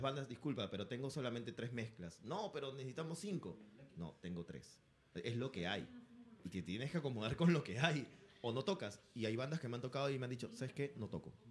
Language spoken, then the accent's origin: Spanish; Peru; como peruanos que somos